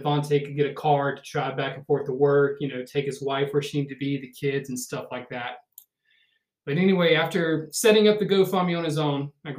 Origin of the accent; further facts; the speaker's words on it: the South, United States; being born and raised in the South